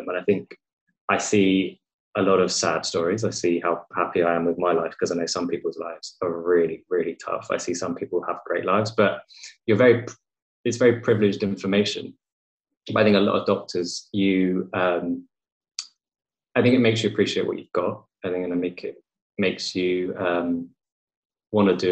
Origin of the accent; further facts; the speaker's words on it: England, United Kingdom; I was born in England and I've grown up in England my entire life